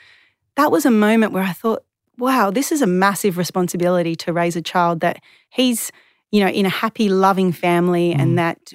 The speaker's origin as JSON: {"language": "English", "town": "Perth", "region": "Western Australia", "country": "Australia", "tie": "born or raised there", "said": "So I'm from Western Australia. Mm-hmm. I'm a proud West Aussie, and I was born in 1985"}